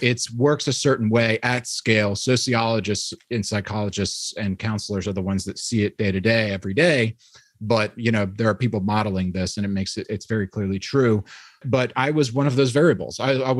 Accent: New York, United States; now in Midwest, United States; there's still something that I don't get about it just because I'm from New York. And so I was raised in a Christian environment

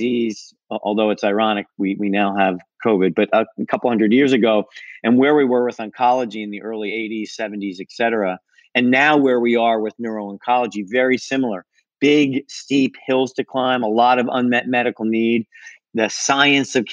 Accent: Philadelphia, Pennsylvania, United States; I grew up in Pennsylvania and the suburbs of Philadelphia.

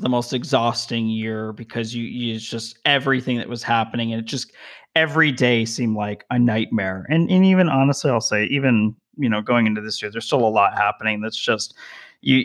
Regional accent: Las Vegas, Nevada, United States; also born or lived in Denver, Colorado; now in Southern California, United States; I grew up in Las Vegas, which is very diverse.

